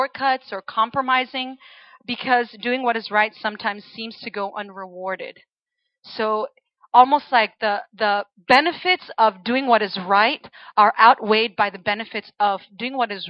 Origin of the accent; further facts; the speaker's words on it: Chile; moved away as an adult; now in United States; I am actually originally from Chile. So I was born and raised in Chile until I was about 18 years old, and then I went to college in the States